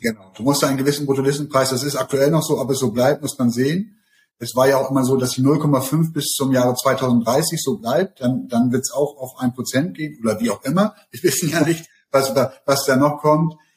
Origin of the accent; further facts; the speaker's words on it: Emden, Lower Saxony, Germany; also born or lived in Hamburg; Ich komme ja aus Emden